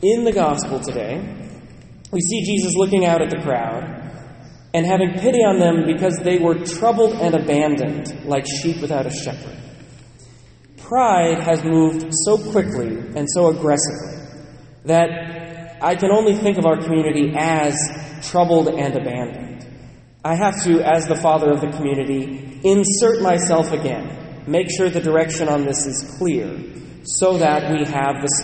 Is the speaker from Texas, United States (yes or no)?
no; Western Washington, United States; Growing up in Western Washington, being assigned to Bellingham